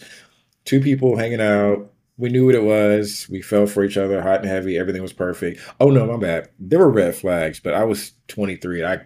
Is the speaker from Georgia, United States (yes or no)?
yes; Atlanta, Georgia, United States; moved away as an adult; now in Dallas, United States; I'm born and raised in Atlanta, Georgia